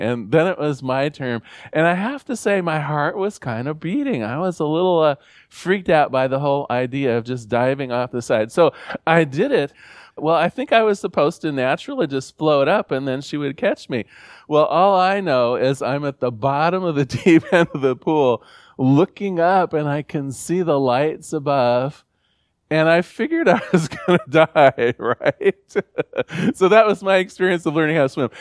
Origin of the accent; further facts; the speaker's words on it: Newport, Oregon, United States; I come from Newport, Oregon, a small fishing village on the Central Coast.